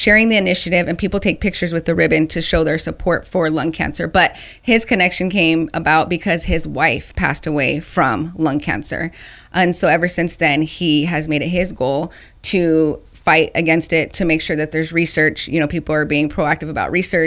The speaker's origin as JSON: {"language": "English", "town": "Phoenix", "region": "Arizona", "country": "United States", "tie": "born or raised there", "said": "This is my hometown, and mm-hmm. I love being from Phoenix, Arizona. I originally grew up in the West Valley."}